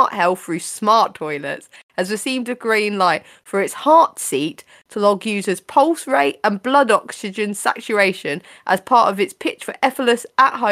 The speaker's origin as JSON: {"language": "English", "region": "England", "country": "United Kingdom", "said": "We're English."}